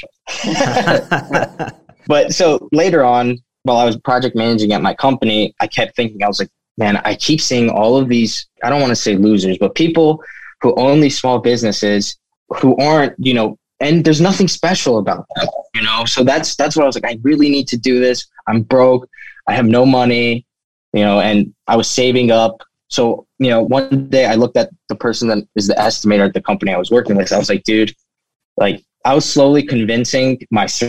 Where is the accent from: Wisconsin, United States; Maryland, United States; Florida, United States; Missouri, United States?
Maryland, United States; Gaithersburg; now in Baltimore, United States; growing up in Gaithersburg, around Gaithersburg, Maryland